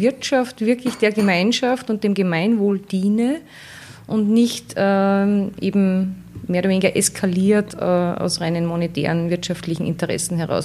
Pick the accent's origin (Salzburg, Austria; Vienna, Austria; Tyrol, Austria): Salzburg, Austria; bei uns in Salzburg